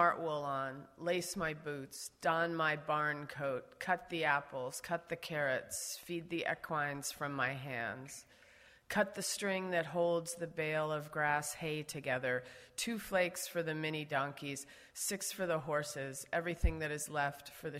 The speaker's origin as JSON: {"language": "English", "town": "Trenton", "region": "New Jersey", "country": "United States", "tie": "born or raised there", "also_born_or_lived": "Utah / Central Valley, California", "moved": "as an adult", "lives_now": "Colorado, United States", "said": "I live on a ranch at 9,000 feet in Colorado, but I'm from Trenton, New Jersey"}